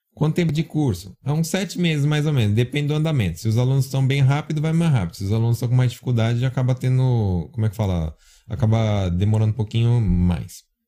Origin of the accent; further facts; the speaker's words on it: São Paulo, Brazil; moved away; Na minha terra fala cabular, né? Eu sou de São Paulo, fala cabular